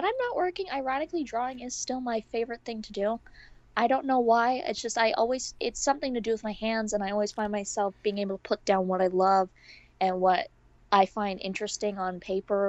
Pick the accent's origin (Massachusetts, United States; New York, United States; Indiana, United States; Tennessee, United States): New York, United States; I'm from New York.